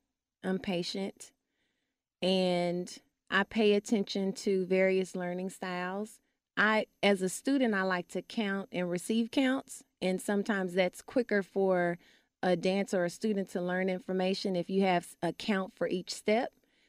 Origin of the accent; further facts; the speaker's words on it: Dallas, Texas, United States; West Dallas, and then moved to Oak Cliff while I was training at Booker T. Washington High School for the Performing and Visual Arts.